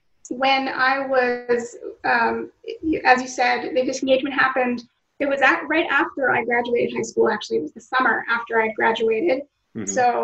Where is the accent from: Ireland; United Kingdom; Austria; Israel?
Israel; also born or lived in United States; other Americans who live here, I'm an Israeli because